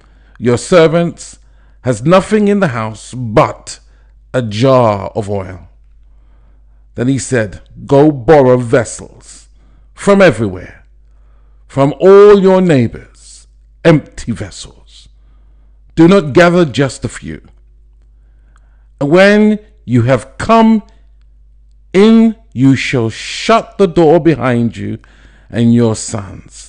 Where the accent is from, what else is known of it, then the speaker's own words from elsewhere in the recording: London, United Kingdom; I'm from London, England.